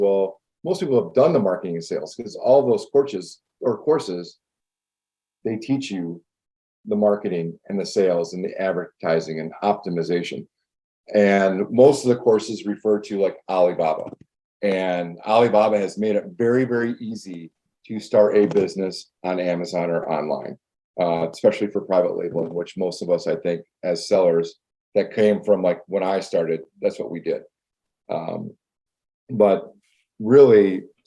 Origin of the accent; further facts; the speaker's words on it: West Michigan, United States; it's a different way to grow up, I think, being Hawaiian and living in Michigan